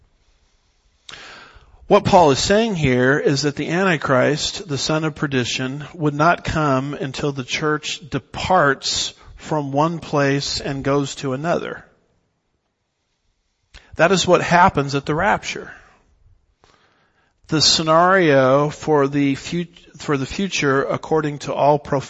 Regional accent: Southern California, United States; I was raised in Southern California

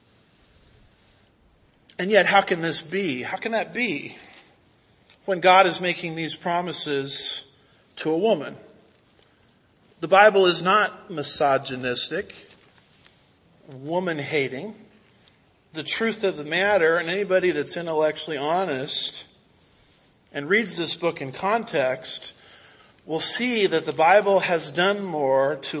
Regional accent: United States; as an American

